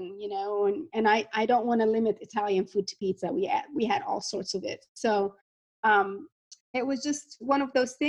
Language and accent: English; Port Said, Port Said Governorate, Egypt; also born or lived in Iowa; now in Atlanta, United States; I grew up in Port Said, Egypt, right on the Mediterranean.